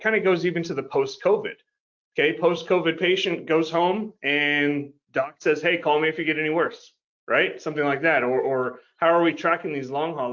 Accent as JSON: {"language": "English", "town": "Houston", "region": "Texas", "country": "United States", "tie": "born or raised there", "said": "I grew up in Houston, Texas, where there's refineries everywhere"}